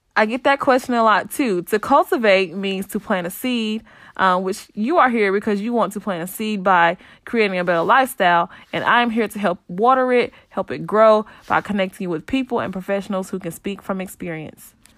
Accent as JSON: {"language": "English", "town": "Saint Pauls", "region": "North Carolina", "country": "United States", "tie": "born or raised there", "said": "I'm born and raised in North Carolina in a small town called Saint Paul's."}